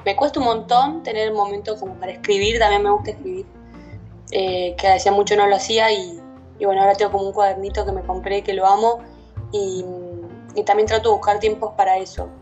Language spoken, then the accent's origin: Spanish; La Plata, Buenos Aires Province, Argentina; soy de La Plata, City Argentina